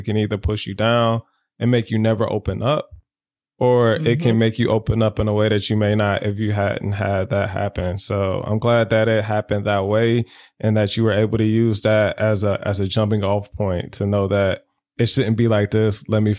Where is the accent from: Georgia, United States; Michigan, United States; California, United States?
Michigan, United States; And I'm from Michigan.